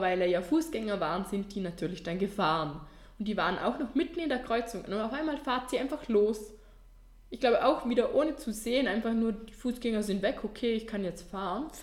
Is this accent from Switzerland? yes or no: no; Vorarlberg, Austria; bei uns in Vorarlberg